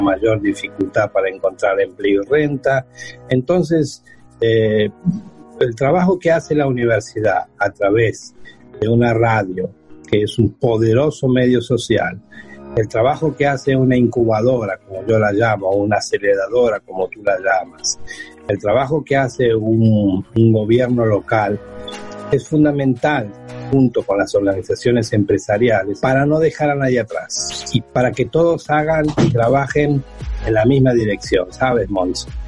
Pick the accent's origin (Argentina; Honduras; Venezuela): Argentina; Buenos Aires; now in Seville, Spain; soy natural de Buenos Aires, de Argentina, vivo en Andalucía, vivo en Sevilla